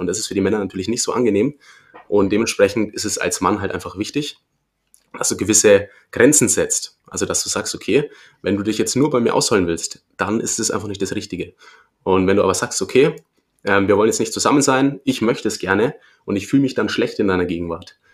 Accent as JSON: {"language": "German", "town": "Erlangen", "region": "Bavaria", "country": "Germany", "said": "Ich komme aus Erlangen"}